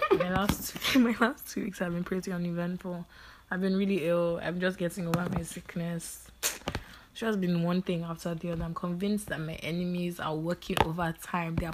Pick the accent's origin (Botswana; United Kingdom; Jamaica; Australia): United Kingdom; Kensington, London; born and bred in Kensington.